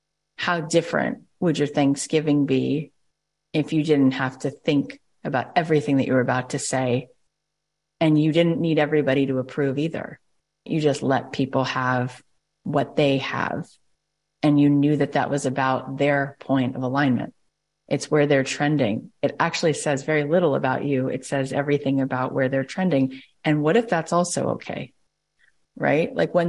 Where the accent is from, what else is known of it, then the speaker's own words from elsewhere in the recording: Arlington, Texas, United States; And for some people growing up in Arlington, Texas, they don't like the things that are different about me.